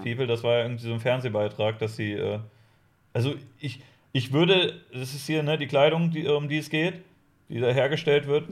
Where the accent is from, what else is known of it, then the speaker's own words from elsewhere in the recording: Lower Saxony, Germany; Ich komme eigentlich aus, äh, aus Niedersachsen